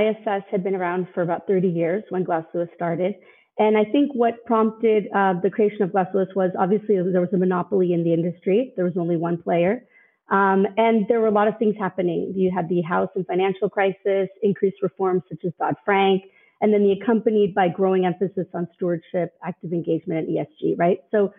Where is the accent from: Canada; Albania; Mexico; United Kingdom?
Mexico; also born or lived in Los Angeles, United States; I actually was born in Los Angeles, but we moved to Mexico when I was 7 years old. And my parents kept their business in LA, so we moved back and forth throughout the years